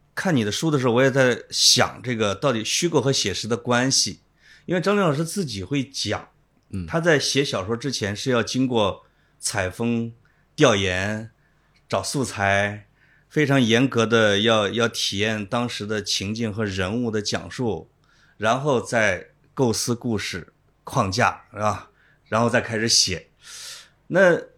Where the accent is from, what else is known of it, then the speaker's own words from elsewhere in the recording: Henan, China; moved away; 我是河南的